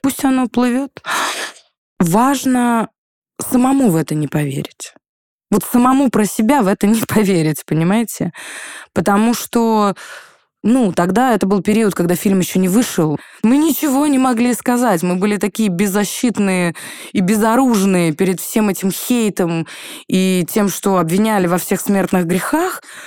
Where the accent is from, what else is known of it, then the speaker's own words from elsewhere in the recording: Pskov, Pskov Oblast, Russia; now in Moscow, Russia; сказать, что я москвичка, я не могу нету такого ресурса у меня, чтобы это сказать, потому что я псковитянка